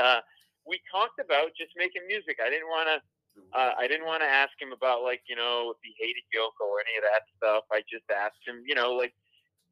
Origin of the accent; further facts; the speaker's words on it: Providence, Rhode Island, United States; I grew up in Providence, Rhode Island. So as a kid, that's where I grew up